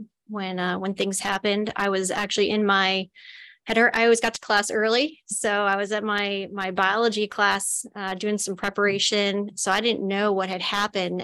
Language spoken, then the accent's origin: English; Hillsborough, New Jersey, United States; moved away as an adult; now in Illinois, United States; originally from New Jersey, Hillsborough, New Jersey. It's right in the center of the state, kind of near Princeton, or if anybody's familiar with the Rutgers campus. It's a great place to grow up